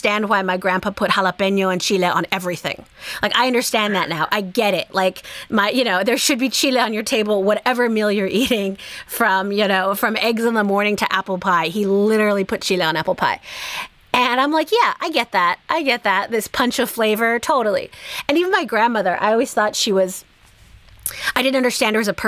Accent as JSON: {"language": "English", "area": "Bay Area", "region": "California", "country": "United States", "tie": "born or raised there", "said": "I grew up in the Bay Area in California"}